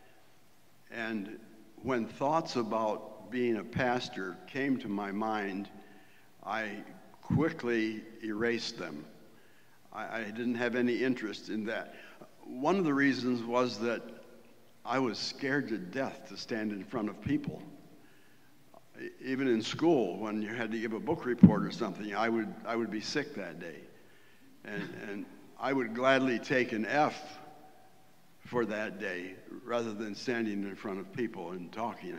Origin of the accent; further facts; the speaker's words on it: Wellsville, New York, United States; moved away; Wellsville, New York, a little town on the southern tier of New York State, about halfway between Binghamton and Jamestown